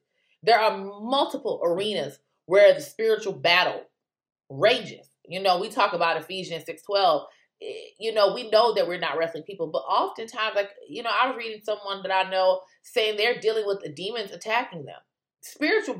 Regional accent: United States; as an American

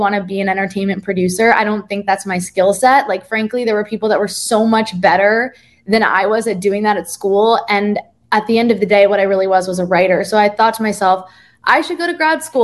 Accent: Jersey Shore, New Jersey, United States; now in New York, United States; I'm originally from the Jersey Shore, as you said, and the accent was good

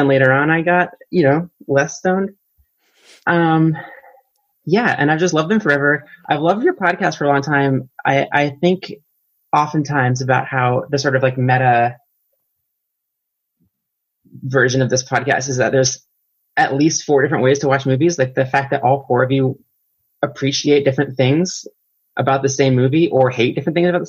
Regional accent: Berkeley, California, United States; moved away as an adult; now in Philadelphia, United States; I'm from Berkeley, California.

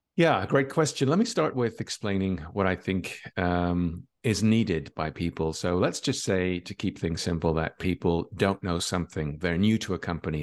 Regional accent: Ireland; now in Barcelona, Spain; I'm from Ireland, but I live in Barcelona in Spain.

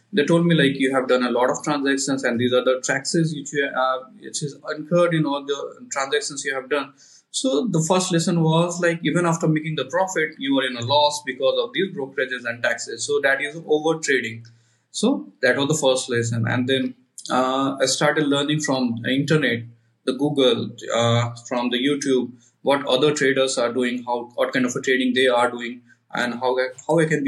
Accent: India; I'm from India

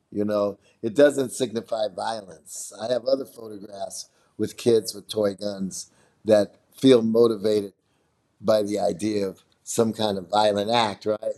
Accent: Chicago, Illinois, United States; I'm from Chicago, and I'm a multimedia artist.

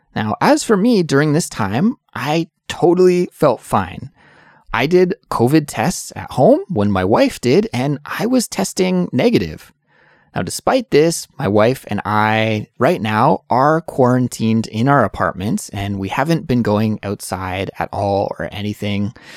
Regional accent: Canada; now in South Korea; I'm an English teacher from Canada, but I'm currently living in South Korea

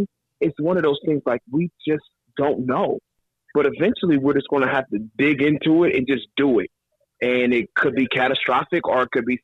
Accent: Northeast Ohio, United States; I'm back up in Northeast Ohio in my hometown

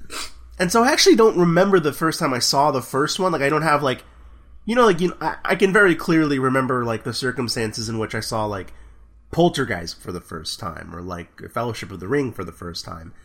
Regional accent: Texas, United States; I'm from Texas

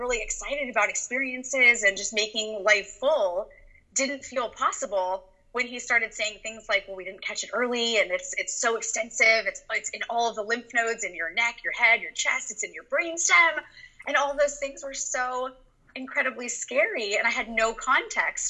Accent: Orange, California, United States; now in Encinitas, United States; I grew up in Orange, California

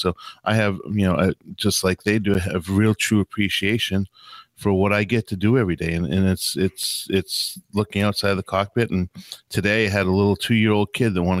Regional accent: Boston, Massachusetts, United States; I am an English colonist because I did come from Boston.

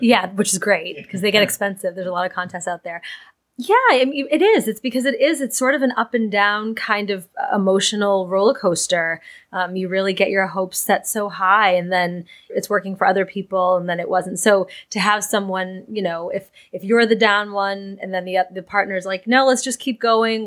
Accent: Boston, Massachusetts, United States; moved away as an adult; also born or lived in New York City; my hometown in Boston

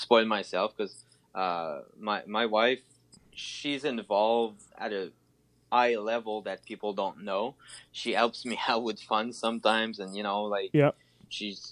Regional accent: Canada; We're from Canada

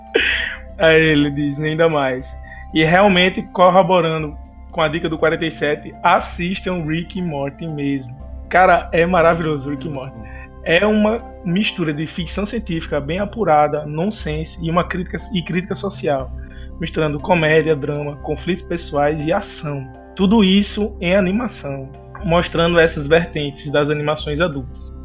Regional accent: Natal, Rio Grande do Norte, Brazil; sou aqui de Natal, do Rio Grande do Norte

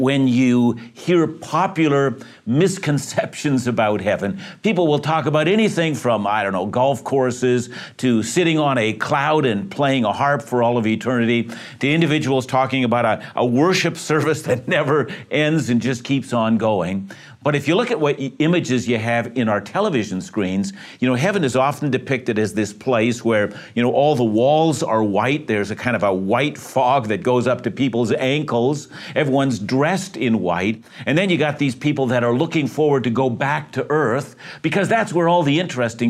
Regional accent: Vancouver, British Columbia, Canada; I'm from Greater Vancouver

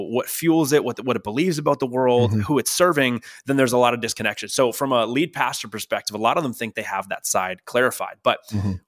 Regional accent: Ontario, Canada; now in Northern California, United States; I am Canadian. Uh, actually, from where you're from, we're not not, yeah, not too far apart

